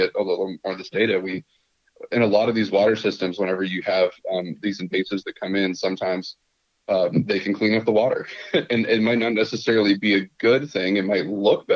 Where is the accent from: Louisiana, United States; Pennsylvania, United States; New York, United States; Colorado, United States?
Pennsylvania, United States; Pittsburgh; moved away as an adult; I grew up in Pittsburgh and went to school there